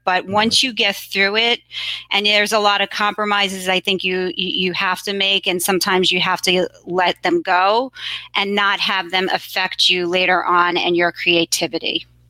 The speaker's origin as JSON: {"language": "English", "town": "New York City", "region": "New York", "country": "United States", "tie": "born or raised there", "said": "So I grew up in Queens, and Queens is a very diverse borough"}